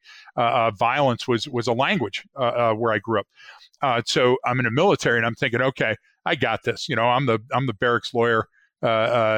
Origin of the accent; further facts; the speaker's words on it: Detroit, Michigan, United States; moved away as an adult; I grew up in Detroit and the surrounding suburbs.